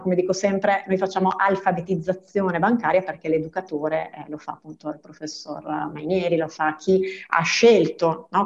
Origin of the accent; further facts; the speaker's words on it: province of Treviso, Veneto, Italy; moved away; Io vengo dal Veneto, dalla provincia di Treviso e quando ho iniziato la scuola superiore nel 94